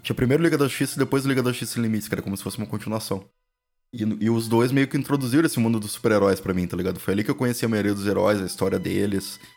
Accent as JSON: {"language": "Portuguese", "region": "Rio Grande do Sul", "country": "Brazil", "said": "a gente sendo gaúcho"}